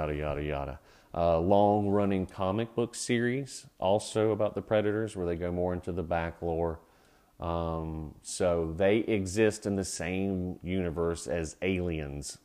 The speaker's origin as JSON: {"language": "English", "region": "Georgia", "country": "United States", "tie": "born or raised there", "also_born_or_lived": "North Carolina", "moved": "yes", "said": "When I grew up in Georgia"}